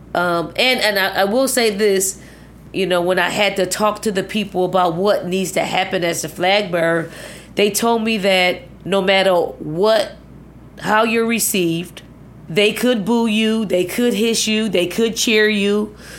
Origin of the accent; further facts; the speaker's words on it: Philadelphia, Pennsylvania, United States; moved away as an adult; also born or lived in Virginia; the healthy projects that I grew up